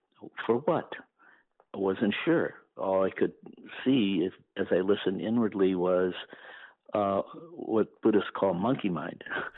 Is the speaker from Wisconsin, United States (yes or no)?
yes; Wisconsin, United States; moved away as an adult; now in Northampton, Massachusetts, United States; I grew up Lutheran in Wisconsin